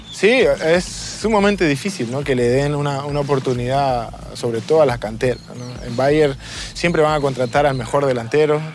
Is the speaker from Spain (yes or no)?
no; Lima, Peru; moved away as an adult; also born or lived in Hamburg, Germany; Nací en Lima, en mi barrio Chorrillos.